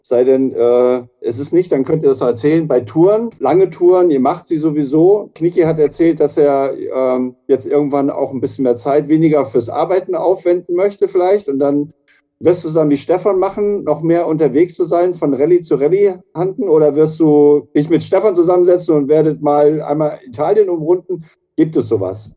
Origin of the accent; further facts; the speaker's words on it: near Herborn, Hesse, Germany; moved away; Richtung meiner alten Heimat gefahren, Richtung äh, Siegen